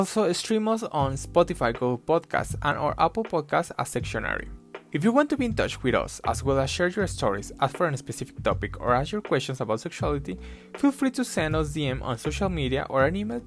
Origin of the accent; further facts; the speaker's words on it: Mexico; I'm from Mexico